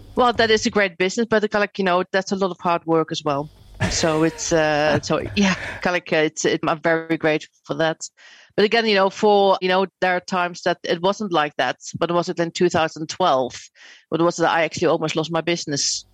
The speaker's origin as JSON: {"language": "English", "country": "Netherlands", "moved": "as an adult", "lives_now": "United Kingdom", "said": "I'm actually Dutch."}